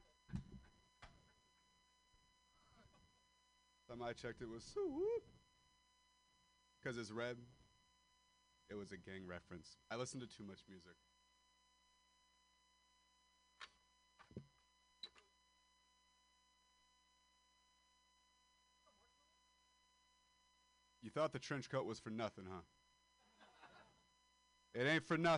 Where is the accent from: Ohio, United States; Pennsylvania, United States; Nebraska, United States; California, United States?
California, United States; Modesto; moved away as an adult; I am a dropout from Modesto, California